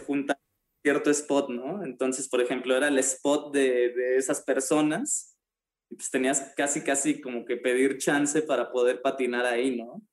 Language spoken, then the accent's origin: Spanish; Mexico